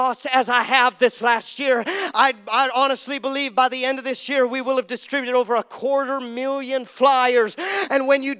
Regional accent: Seattle, Washington, United States; I come from Seattle

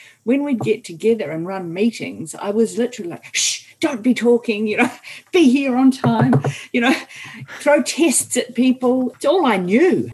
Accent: New Zealand; I'm a New Zealander

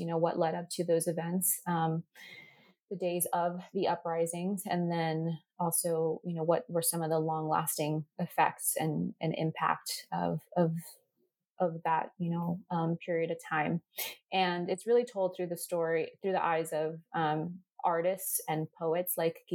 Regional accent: Arlington, Virginia, United States; I was born here in the United States, so I'm first generation. And so I've been here since I've been born, over 25 years. And I born and raised in Arlington, Virginia

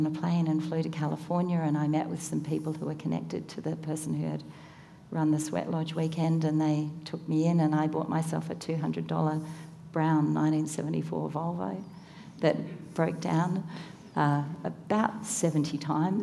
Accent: Tasmania, Australia; I grew up in Tasmania

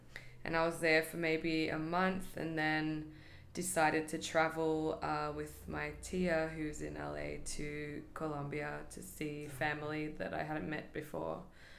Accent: Australia; moved away as an adult; also born or lived in California; now in New York, United States; I'm from Australia, but I have dual citizenship in the US too, so it made it an easier move to come here.

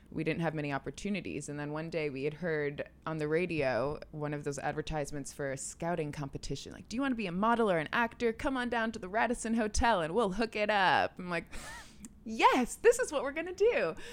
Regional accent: Clinton, New York, United States; also born or lived in Albany, New York; I was born in Albany and then raised in a small town, Clinton, New York

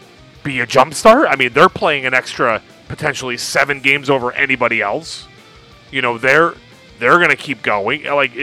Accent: United States; as a American

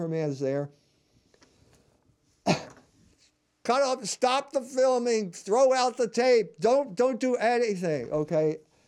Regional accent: the North, United States; I'm a Catholic from the North. I'm not white. I'm biracial. I'm Irish and German.

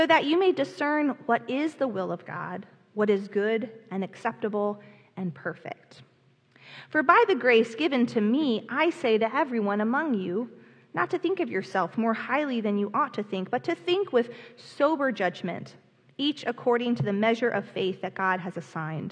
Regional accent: Ormond Beach, Florida, United States; I grew up in Ormond Beach, Florida, at First United Methodist Church in Ormond Beach.

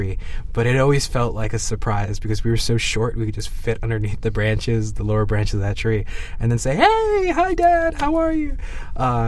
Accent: New York, United States; born or raised there

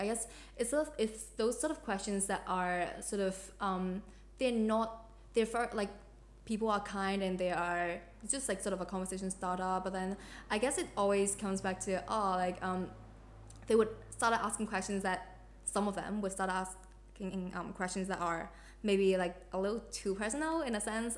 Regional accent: Hong Kong; now in Australia; I'm from Hong Kong and like being uh, Hong Kong Australian, Australian Hong Kong

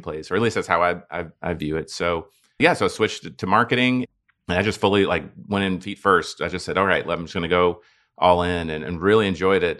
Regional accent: Dallas, Texas, United States; now in Houston, United States; I was born and raised in Dallas

